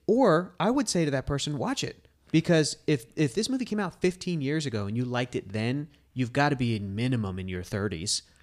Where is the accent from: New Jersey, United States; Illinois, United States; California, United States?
California, United States; Southern; I grew up in Southern California.